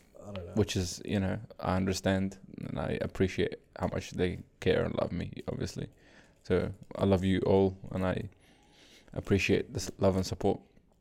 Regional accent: Australia; accent: Australian; moved away as an adult; now in Canada

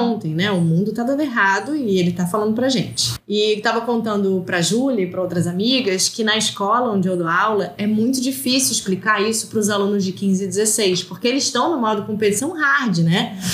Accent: South Region, Brazil; eu sou do sul do Brasil

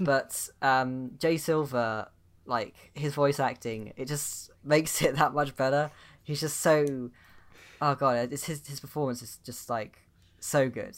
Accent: United Kingdom; I'm British

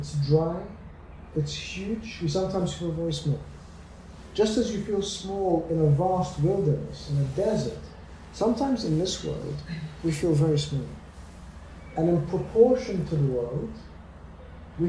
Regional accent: Australia; moved away; I grew up in Australia

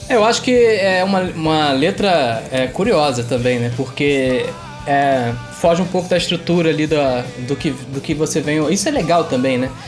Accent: Itaboraí, Rio de Janeiro, Brazil; fomos criados em. em somos de Taboraí, criados em Tambi que é um bairro pobre da, de, de Itaboraí

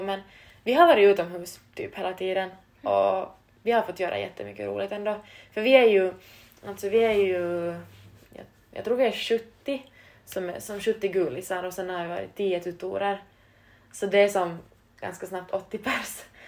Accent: Vaasa, Ostrobothnia, Finland; moved away as an adult; now in Turku, Finland; Vi är typ fyra från Vasa Österbot- alltså Vasakorsholmområde

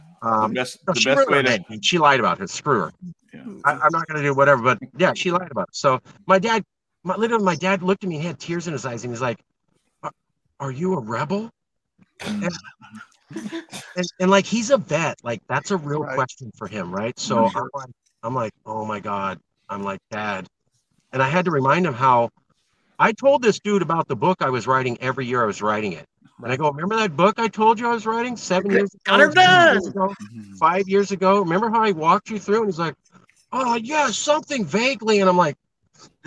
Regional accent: California, United States; I'm a Californian

